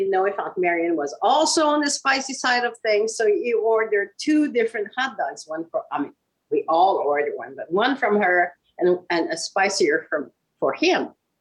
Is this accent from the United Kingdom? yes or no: no; Quebec City, Quebec, Canada; moved away; I was born and raised in Quebec City in Canada.